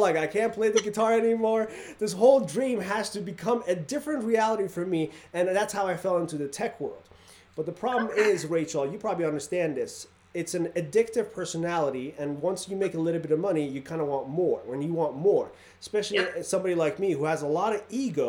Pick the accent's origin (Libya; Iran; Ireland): Iran; now in Reno, United States; I grew up in Iran where Saddam Hussein was chemically bombing our towns